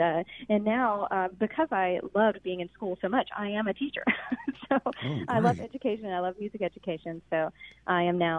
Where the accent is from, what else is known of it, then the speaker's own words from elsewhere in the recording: Ocean Springs, Mississippi, United States; So I grew up in Ocean Springs in the community of St. Martin, and I grew up doing Coast Community Theater, musicals, dancing and singing at the Sanger Theater and all around here on the Gulf Coast